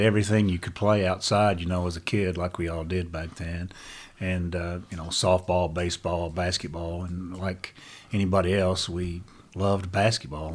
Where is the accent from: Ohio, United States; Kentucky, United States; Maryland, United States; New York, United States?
Kentucky, United States; Breathitt County; I was from Breathitt